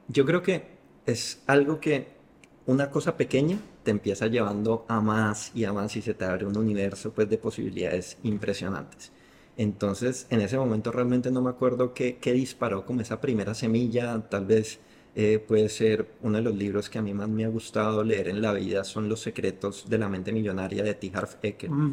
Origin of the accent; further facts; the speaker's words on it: Bogotá, Colombia; yo soy de Bogotá, que es una ciudad fría todo el año.